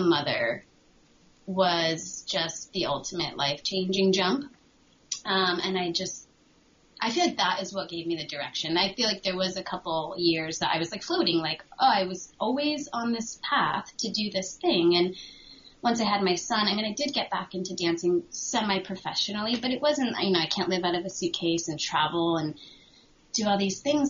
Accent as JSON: {"language": "English", "region": "Connecticut", "country": "United States", "tie": "born or raised there", "moved": "as an adult", "said": "I'm from Connecticut, so I understand the snow."}